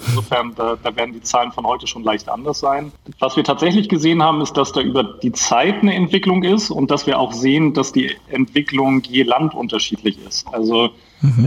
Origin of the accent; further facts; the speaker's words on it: Hamburg, Germany; bin ich Hamburger Jung